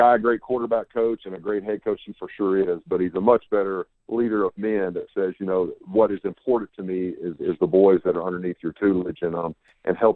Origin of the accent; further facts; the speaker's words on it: Huntington, Tennessee, United States; moved away; I'm from Huntington, Tennessee originally.